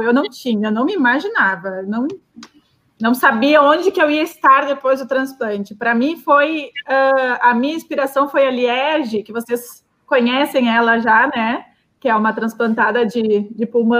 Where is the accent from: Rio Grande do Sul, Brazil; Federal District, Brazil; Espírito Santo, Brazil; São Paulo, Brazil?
Rio Grande do Sul, Brazil; sou gaúcha